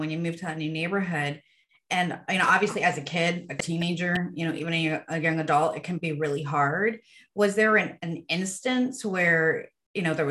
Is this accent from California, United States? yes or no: yes; Southern California, United States; I grew up on the West Side here in California, Southern California, you know, Surf City